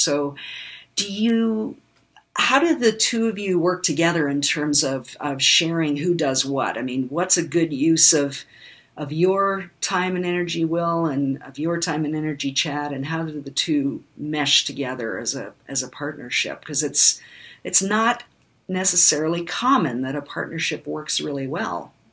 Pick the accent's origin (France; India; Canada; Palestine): Canada; also born or lived in Germany / United States; I was one year old when we moved to Canada